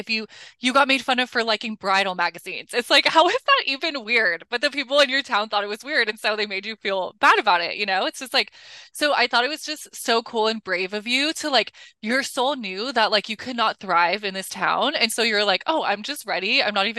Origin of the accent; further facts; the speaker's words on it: Colorado, United States; I'm also from Colorado, from like the Midwest. It wasn't a super small town, but both my parents grew up in Nebraska in very small towns. And so all my family lives in small towns.